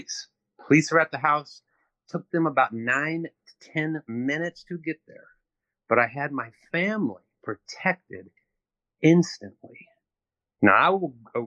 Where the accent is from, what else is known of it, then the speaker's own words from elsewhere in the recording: St. Louis, Missouri, United States; I come from St. Louis, which is the murder capital of the United States.